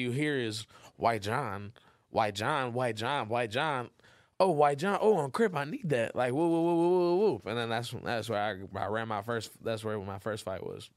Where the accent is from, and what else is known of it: Inglewood, California, United States; born or raised there; also born or lived in Los Angeles, California / San Diego, California